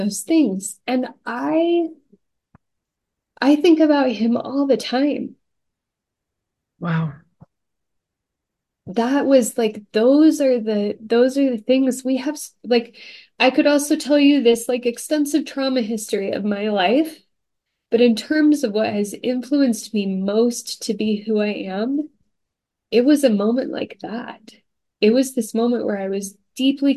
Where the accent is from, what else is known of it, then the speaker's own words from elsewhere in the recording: Stillwater, Oklahoma, United States; I grew up in Stillwater, Oklahoma